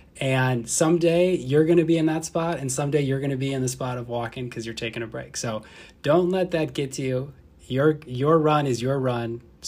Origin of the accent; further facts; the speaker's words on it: Fond du Lac, Wisconsin, United States; I'm from Fond du Lac, so like an hour north of here.